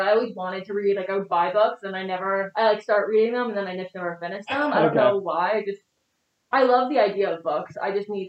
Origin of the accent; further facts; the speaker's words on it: New Jersey, United States; No, it was definitely suburban. I grew up in like a really small town.